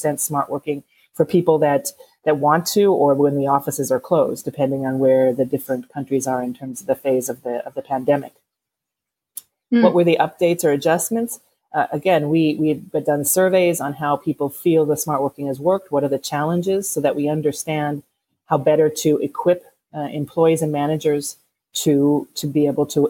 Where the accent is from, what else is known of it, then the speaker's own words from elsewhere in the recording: United States; accent: American; now in Parma, Italy; So you can tell from my accent that probably I'm American. I'm here in, as you said, in Parma, Italy